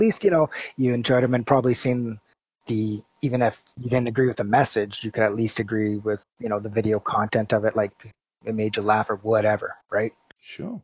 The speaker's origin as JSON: {"language": "English", "country": "Canada", "said": "I'm Canadian"}